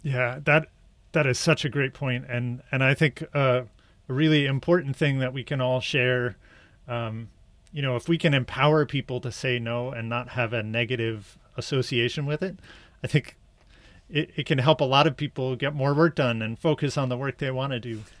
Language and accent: English; United States; my bias as an American